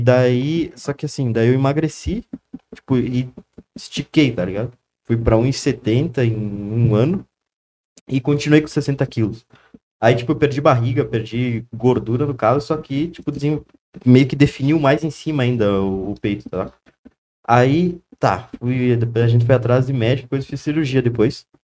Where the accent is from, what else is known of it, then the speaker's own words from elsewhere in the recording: Nova Prata, Rio Grande do Sul, Brazil; also born or lived in Santa Maria, Brazil; Eu nasci em Nova Prato